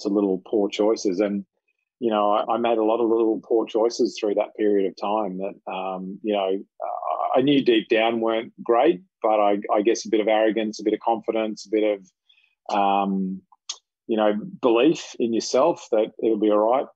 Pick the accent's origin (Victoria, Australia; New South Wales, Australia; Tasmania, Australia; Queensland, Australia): Queensland, Australia; I'm a Queenslander, born and raised.